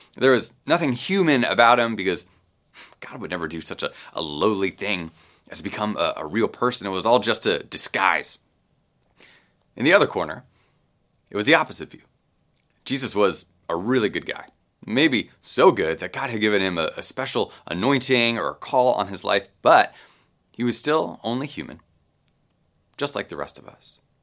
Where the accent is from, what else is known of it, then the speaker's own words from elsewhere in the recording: Baltimore, Maryland, United States; I grew up Roman Catholic in Baltimore